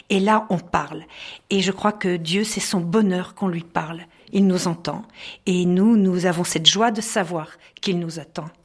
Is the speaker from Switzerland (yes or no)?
no; Cameroon; euh, je viens du Cameroun.